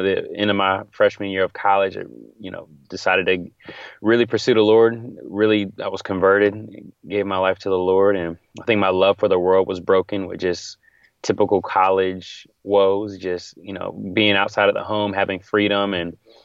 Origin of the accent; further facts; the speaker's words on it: Virginia Beach, Virginia, United States; moved away as an adult; also born or lived in Silver Spring, Maryland / Italy / Houston, Texas / Norfolk, Virginia; now in Jackson, United States; Well, I grew up in Virginia Beach, Virginia. I'm from Virginia.